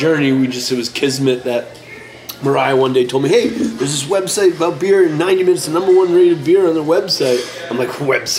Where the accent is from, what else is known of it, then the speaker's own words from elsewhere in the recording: New York City, New York, United States; I was born here in New York City and first started homebrewing here in New York City when I came here after college